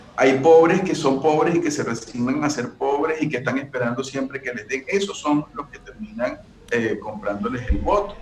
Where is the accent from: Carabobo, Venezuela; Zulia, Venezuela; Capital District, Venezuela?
Zulia, Venezuela; Maracaibo; moved away as an adult; now in Costa Rica; Soy maracucho